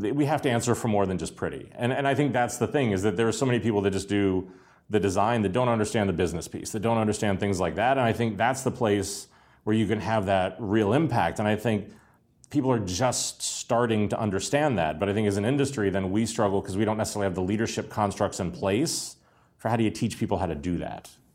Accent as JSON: {"language": "English", "town": "Pittsburgh", "region": "Pennsylvania", "country": "United States", "tie": "born or raised there", "said": "I grew up in Pittsburgh during the collapse of the steel mills"}